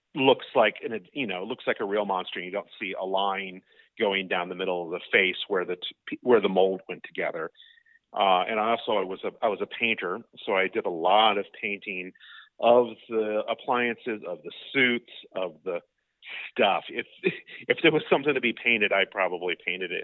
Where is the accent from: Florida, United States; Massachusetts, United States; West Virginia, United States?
Florida, United States; Seminole; I grew up in Seminole, Florida